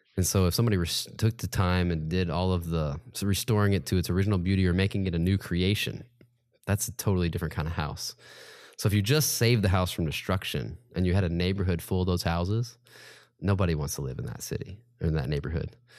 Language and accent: English; Indianapolis, Indiana, United States; also born or lived in Chicago / Charlotte; now in Evansville, United States; I grew up in Indianapolis area. Um, I finished high school at Castle High School